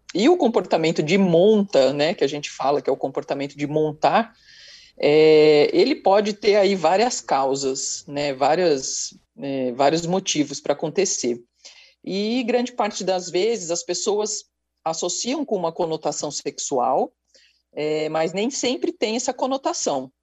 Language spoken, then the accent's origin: Portuguese; São Paulo, Brazil; Eu sou de São Paulo